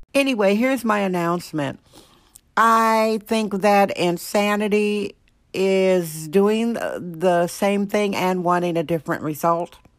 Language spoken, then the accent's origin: English; Wisconsin, United States; now in San Francisco, United States; Wisconsin, my home state, Wisconsin